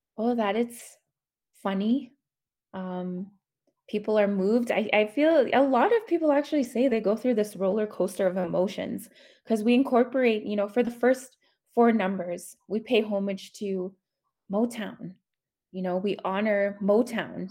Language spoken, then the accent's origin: English; Whitefish Lake First Nation, northern Alberta, Canada; now in Edmonton, Canada; I am from Whitefish Lake First Nation, Treaty 8 territory, um, northern Alberta, but I currently reside in Edmonton, Alberta.